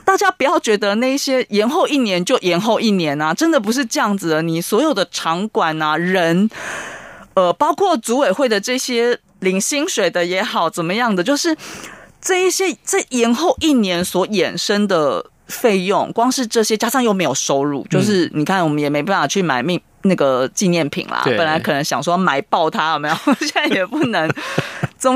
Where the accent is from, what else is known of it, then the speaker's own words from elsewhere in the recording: Japan; 可是这全部是我们日本人买单的，因为国教会收了蛮多的我们讲转播权利金，